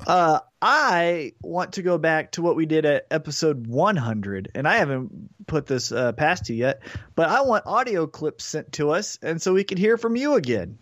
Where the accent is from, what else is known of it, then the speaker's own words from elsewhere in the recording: Independence, Missouri, United States; I'm from Independence, Missouri